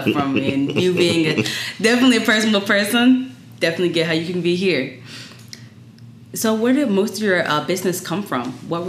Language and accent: English; the South, United States; moved away; I'm from the South